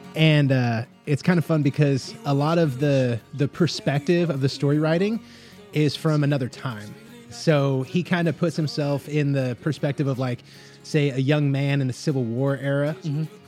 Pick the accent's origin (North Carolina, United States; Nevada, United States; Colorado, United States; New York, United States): Nevada, United States; Las Vegas; also born or lived in Southern California; now in Oklahoma, United States; I'm from Southern California, grew up in like Las Vegas